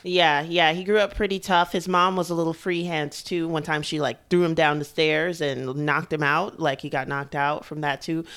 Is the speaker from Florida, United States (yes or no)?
no; New York, United States; I grew up here in New York, too